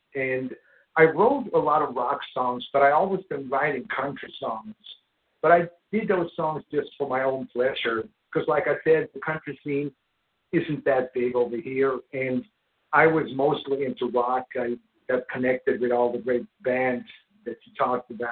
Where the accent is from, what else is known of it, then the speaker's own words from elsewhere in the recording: Sweden; Growing up in Sweden